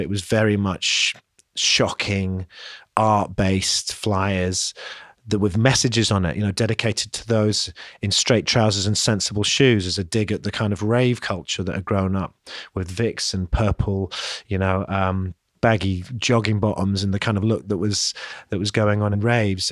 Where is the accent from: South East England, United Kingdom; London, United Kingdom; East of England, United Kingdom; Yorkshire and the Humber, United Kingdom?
London, United Kingdom; moved away; also born or lived in Leeds; growing up in London and then moving north to Leeds